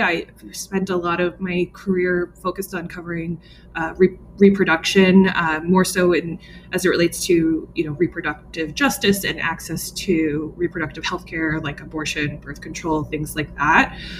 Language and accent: English; New York metro area, United States; I grew up in the New York metro area